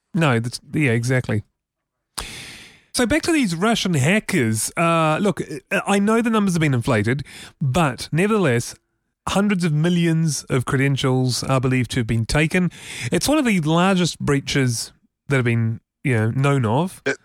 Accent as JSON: {"language": "English", "region": "Auckland", "country": "New Zealand", "tie": "born or raised there", "said": "when I was a little boy growing up in Auckland"}